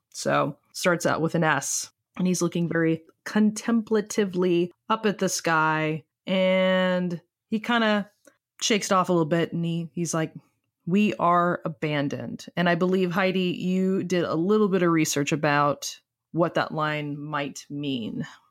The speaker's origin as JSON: {"language": "English", "country": "United States", "accent": "American", "said": "we are American and speak with American accents"}